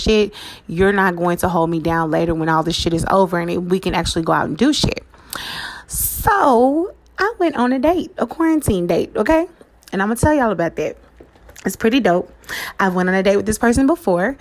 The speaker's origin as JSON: {"language": "English", "town": "Dallas", "region": "Texas", "country": "United States", "tie": "born or raised there", "said": "I was born and raised in Dallas"}